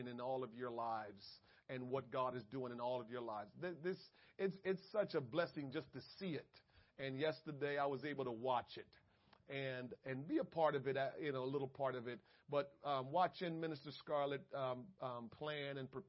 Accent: Jamaica; I'm Jamaican.

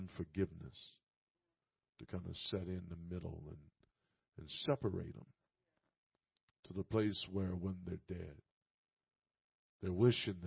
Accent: Indianapolis, Indiana, United States; I'm from Indianapolis

